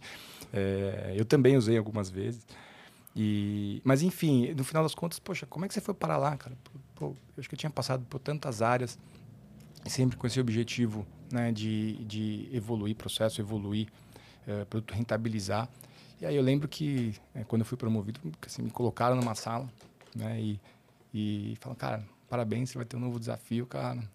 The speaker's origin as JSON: {"language": "Portuguese", "region": "São Paulo", "country": "Brazil", "tie": "born or raised there", "said": "nascido na zona leste de São Paulo, paulistano, né? Cresci ali na, no Tatuapé"}